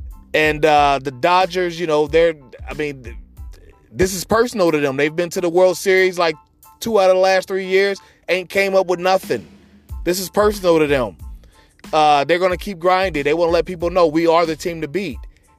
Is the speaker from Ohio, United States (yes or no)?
yes; Cincinnati, Ohio, United States; my hometown Republic of Cincinnati Redlegs